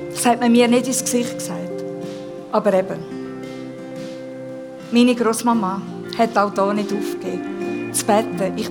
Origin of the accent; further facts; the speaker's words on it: Graubünden, Switzerland; Ich habe den Eltern schon schnell mal gezeigt, dass ich einen Bündnerschädel habe. Wir sind im Engadin aufgewachsen.